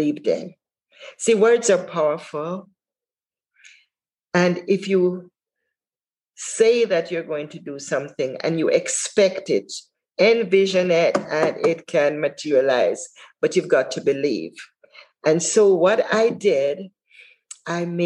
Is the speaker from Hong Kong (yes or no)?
no; Jamaica; moved away as an adult; now in United States; when I came from Jamaica, I never had a mentor there except my parents